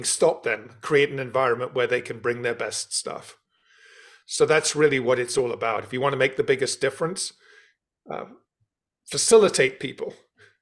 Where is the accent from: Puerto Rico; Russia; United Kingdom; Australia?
United Kingdom; London; You can tell from my accent, I was born and brought up in London.